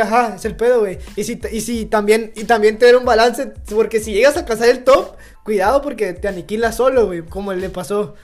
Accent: Mexico; como mexicano

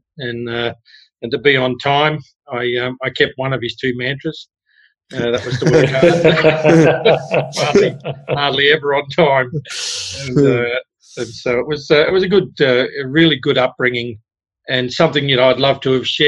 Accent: Leongatha, Victoria, Australia; also born or lived in Toora, Victoria; it was just a healthy life growing up in Victoria in the 60s

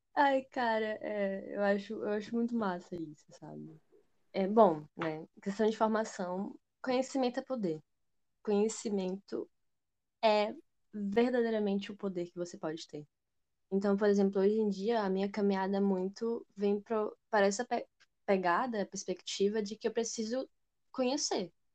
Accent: Aracaju, Sergipe, Brazil; eu sou de Aracaju, Sergipe

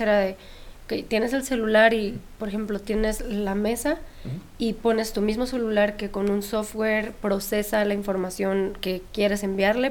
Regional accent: Sinaloa, Mexico; yo también soy de Sinaloa

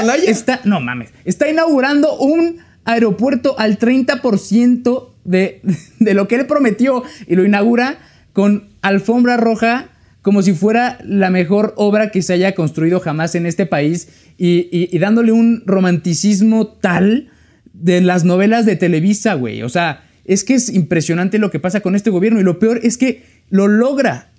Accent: State of Mexico, Mexico; yo soy del Estado de México

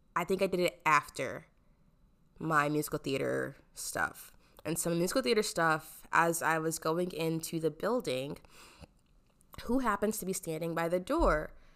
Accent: Omaha, Nebraska, United States; I am from Omaha, Nebraska

